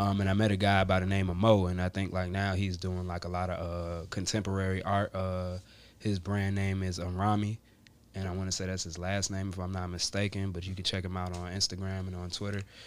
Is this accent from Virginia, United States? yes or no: yes; Richmond, Virginia, United States; also born or lived in Atlanta, Georgia / Long Island, New York / North Carolina; Originally born in Atlanta, Georgia, but I was raised in Richmond, Virginia